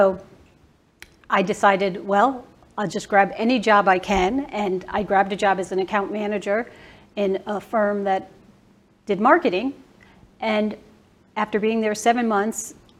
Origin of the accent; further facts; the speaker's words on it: Bridgeport, Connecticut, United States; now in Dallas, United States; I grew up in Bridgeport, Connecticut